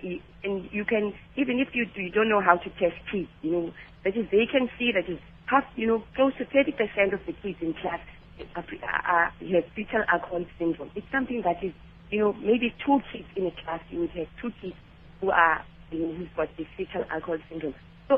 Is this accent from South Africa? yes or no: yes; Khayelitsha, Western Cape, South Africa; I'm from Khayelitsha.